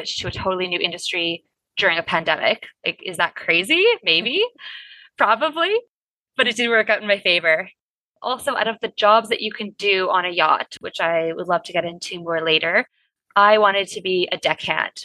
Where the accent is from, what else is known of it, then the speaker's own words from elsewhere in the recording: Winnipeg, Manitoba, Canada; moved away as an adult; also born or lived in Berlin, Germany; I am from Canada originally, Winnipeg specifically, which is about as landlocked as you can get.